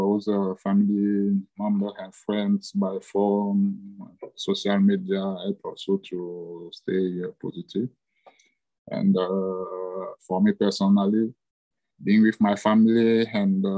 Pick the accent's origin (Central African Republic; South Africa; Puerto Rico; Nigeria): Central African Republic; moved away as an adult; now in Addis Ababa, Ethiopia; I'm proud to have grown in Central African Republic, to have studied there and to have started my working life there also.